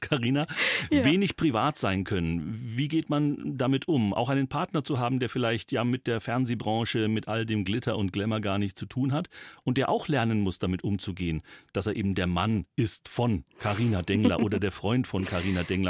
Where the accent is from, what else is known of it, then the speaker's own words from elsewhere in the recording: Upper Palatinate, Bavaria, Germany; accent: Oberpfälzisch; dass ich auch gebürtiger Oberpfälzer bin